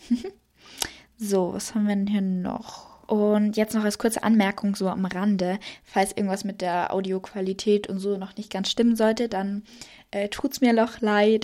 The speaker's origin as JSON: {"language": "German", "region": "Salzburg", "country": "Austria", "said": "ich komme aus Österreich. Genau gesagt aus Salzburg"}